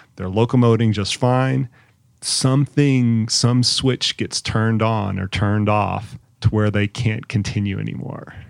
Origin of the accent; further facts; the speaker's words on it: Colorado Springs, Colorado, United States; my hometown, in Colorado Springs